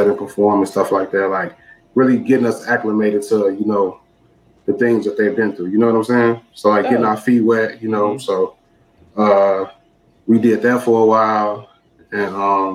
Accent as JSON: {"language": "English", "town": "Chicago", "region": "Illinois", "country": "United States", "tie": "born or raised there", "said": "I'm from Chicago. I stayed on the block Dante, and all of my friends stayed on the next block over, which was Harper"}